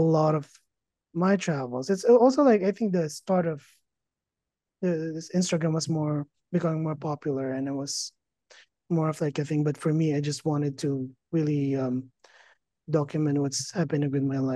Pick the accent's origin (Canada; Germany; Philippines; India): Philippines; moved away as an adult; now in Las Vegas, United States; I grew up in the Philippines, finished college there, and then moved to the States in 2012